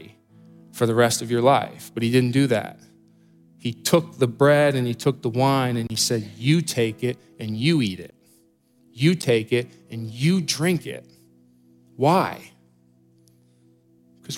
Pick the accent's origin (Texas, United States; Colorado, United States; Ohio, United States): Ohio, United States; Columbus; I grew up here in Columbus